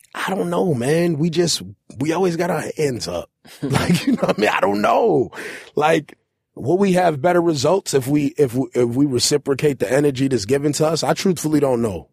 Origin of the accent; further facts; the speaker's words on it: New York City, New York, United States; I'm a New Yorker